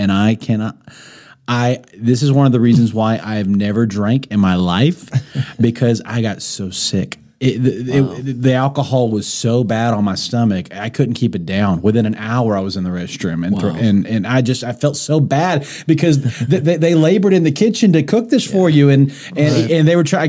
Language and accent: English; United States; maybe it was just something as an American person I wasn't used to.